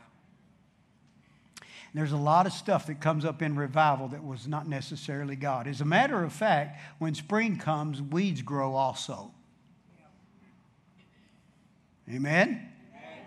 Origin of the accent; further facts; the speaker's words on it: Dallas, Texas, United States; I'm from Dallas, that's south